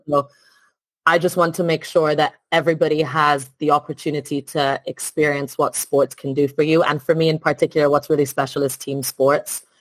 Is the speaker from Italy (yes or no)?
yes; Italy; moved away as an adult; also born or lived in France / Spain / Midlands, United Kingdom; now in United Kingdom; I'm originally from Italy. Um, mm-hmm. Grew up there